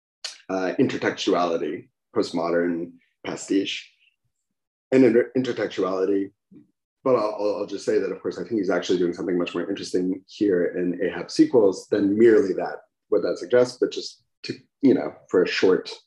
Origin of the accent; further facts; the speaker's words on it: United States; as an American